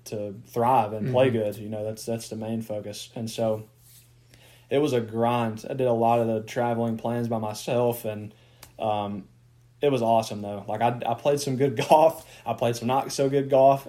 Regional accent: Golden, Mississippi, United States; moved away as an adult; now in Memphis, United States; I grew up in Golden, Mississippi

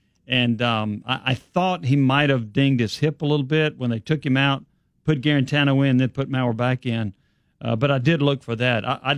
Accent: Memphis, Tennessee, United States; From where I come from, I'm from Memphis, Tennessee.

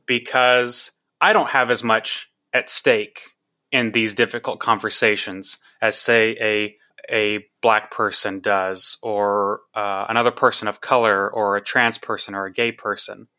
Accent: Texas, United States; I'm from Texas, went to, uh, college in Austin

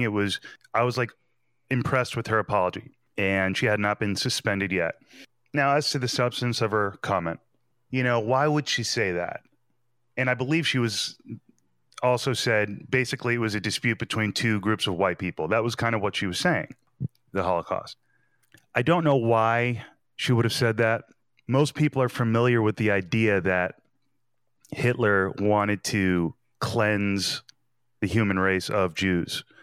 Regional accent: New Jersey, United States; I'm from New Jersey

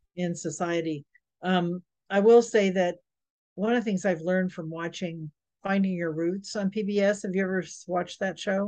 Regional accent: Georgia, United States; people that I grew up with in Georgia

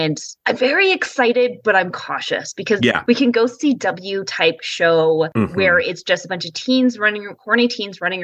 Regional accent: British Columbia, Canada; the West Coast in British Columbia, where we have so many different types of diverse ecological grounds to film on

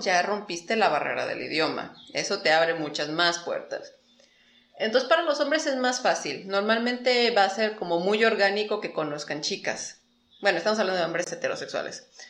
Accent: Mexico; moved away as an adult; also born or lived in Japan; soy de México, soy mexicana

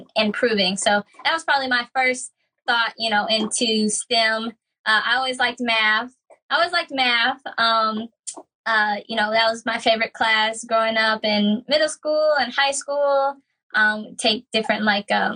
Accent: Pell City, Alabama, United States; also born or lived in Huntsville, Alabama; I'm from Pell City, Alabama. Not many folks might know what that is. It's near Birmingham, Alabama.

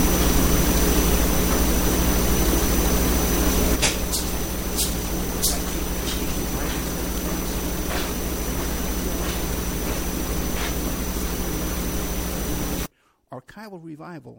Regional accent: New York City, New York, United States; now in Las Vegas, United States; I'm from Staten Island

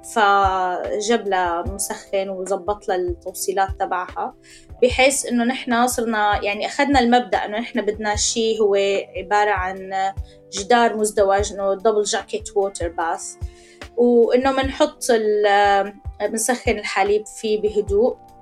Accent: Syria; moved away as an adult; نحن طلعنا من سوريا

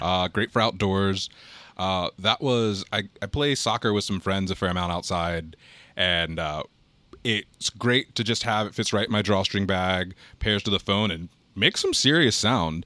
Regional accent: Harrisonburg, Virginia, United States; also born or lived in Charlottesville, Virginia; I grew up in Harrisonburg, Virginia.

